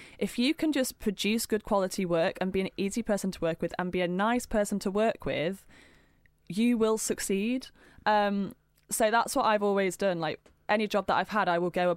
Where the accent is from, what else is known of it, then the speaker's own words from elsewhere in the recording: near Hull, Yorkshire and the Humber, United Kingdom; I was brought up in Yorkshire on a farm